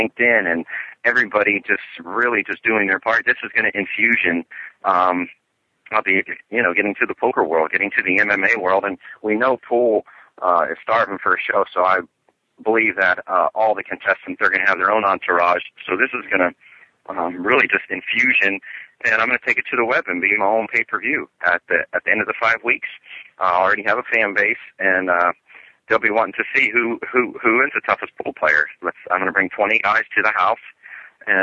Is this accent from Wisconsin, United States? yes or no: no; Key Largo, Florida, United States; I grew up in Key Largo